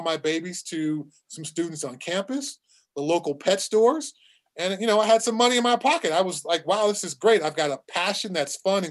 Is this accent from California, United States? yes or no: yes; Southern California, United States; when I was a kid growing up in Southern California